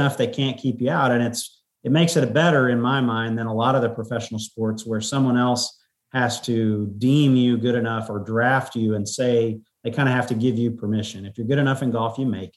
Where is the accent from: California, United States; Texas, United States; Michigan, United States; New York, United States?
Texas, United States; College Station; moved away; I grew up in College Station.